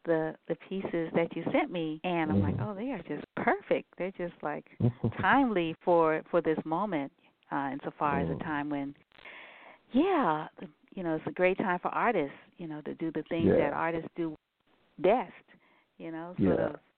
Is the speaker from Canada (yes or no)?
no; Nigeria; And of course, you know, growing up in Nigeria, you know, with a dad who was a connoisseur in music